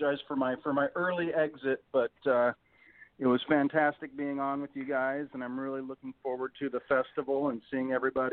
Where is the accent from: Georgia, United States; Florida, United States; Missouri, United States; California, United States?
California, United States; Santa Barbara; now in Ventura, United States; I grew up in Santa Barbara, and then my wife and I moved down to Ventura area about 10 years ago.